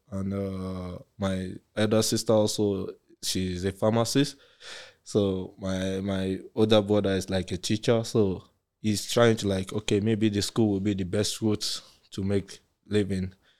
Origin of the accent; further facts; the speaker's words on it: Nigeria; also born or lived in Germany; now in England; we're from Nigeria